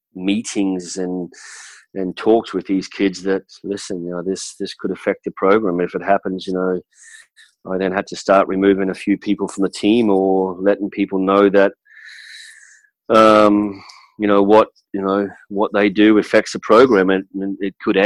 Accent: Australia; moved away as an adult; now in United States; that's how I was brought up back in Australia

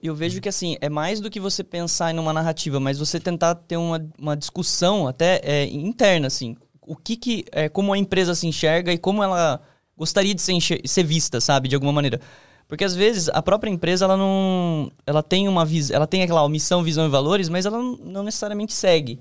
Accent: Sorocaba, São Paulo, Brazil; moved away; eu vim do interior, né, de Sorocaba

